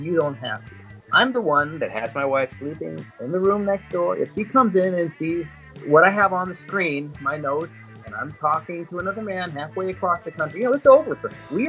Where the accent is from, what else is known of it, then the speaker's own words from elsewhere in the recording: West Coast, United States; where I grew up on the West Coast